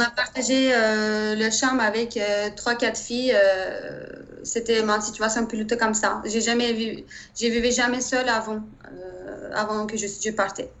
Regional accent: Turkey; French is a second language; moved away as an adult; also born or lived in Germany; now in Paris, France; je viens de Turquie

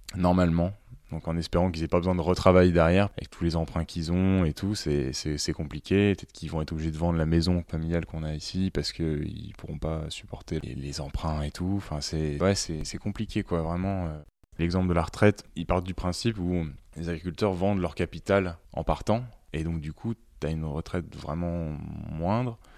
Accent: Bourgogne-Franche-Comté, France; also born or lived in Dijon; là où j'ai grandi, donc dans le Morvan

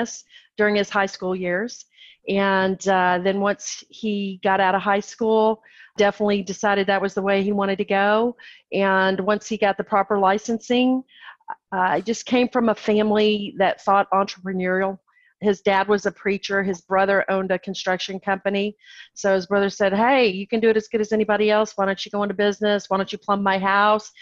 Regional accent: Texas, United States; I am born and raised in Texas

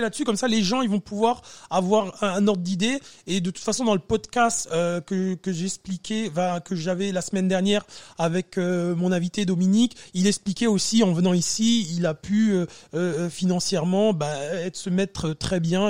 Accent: France; moved away as an adult; now in Canada; ça fait un petit moment que j'ai quitté la France

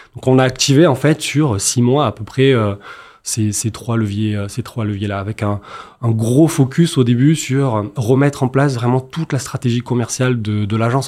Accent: Marseille, Provence-Alpes-Côte d'Azur, France; je suis marseillais

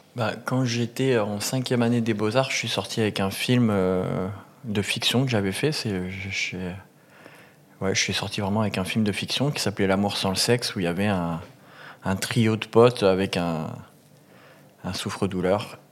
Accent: a small village near Montpellier, Occitania, France; je viens de, grossièrement d'un petit village du sud. Mhm. J'ai grandi à Montpérou

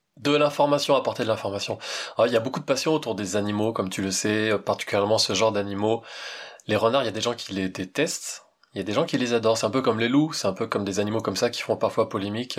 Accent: Val-d'Oise, Île-de-France, France; je suis né en Île-de-France, hein. j'ai fait partie des salauds de Parigot, je viens d'un bled dans le Val d'Oise

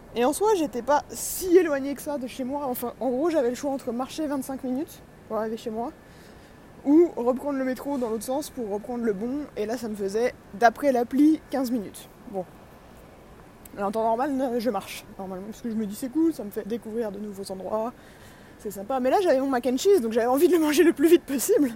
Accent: France; je suis de France

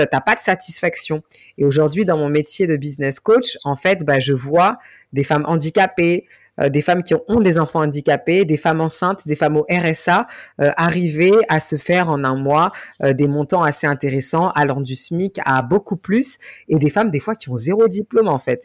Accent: France; Je suis d'origine malienne. J'ai grandi et je suis née en France

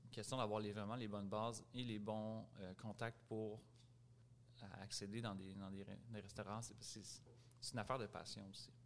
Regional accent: Montreal, Quebec, Canada; Grandi à Montréal, Rosemont Est.

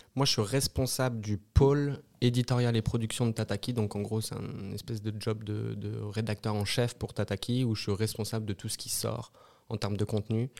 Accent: Brittany, France; moved away as an adult; also born or lived in Paris / Lyon; now in Switzerland; je suis français, je suis breton, j'ai travaillé à France Télévisions à Paris

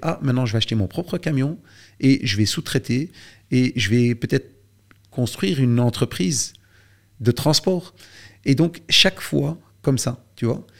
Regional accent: Belgium; chez nous en Belgique

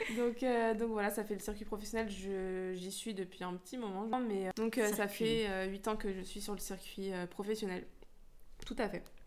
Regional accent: Lyon, Auvergne-Rhône-Alpes, France; now in Créteil, France; je suis née à Lyon, donc je suis originaire de Rhône-Alpes

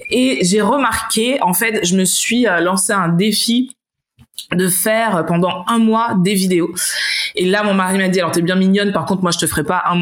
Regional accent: Martinique, France; peut-être parce que je viens de la Martinique, ouais.

